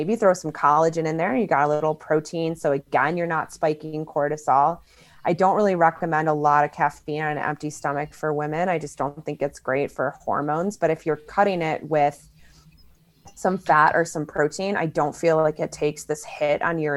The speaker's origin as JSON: {"language": "English", "town": "Chicago", "region": "Illinois", "country": "United States", "said": "I'm from Chicago too. I've lived there most of my life"}